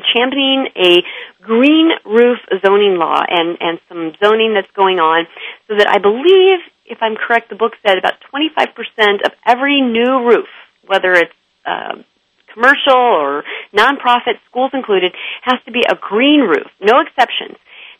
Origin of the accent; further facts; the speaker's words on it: Illinois, United States; now in California, United States; I'm from Illinois. I don't know if I told you this, but I actually went to the University of Illinois. My husband's from Chicago. I live in California now